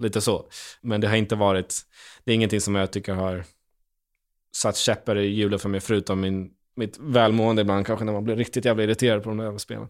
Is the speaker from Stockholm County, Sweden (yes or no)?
yes; Stockholm, Stockholm County, Sweden; man en gamer från Stockholm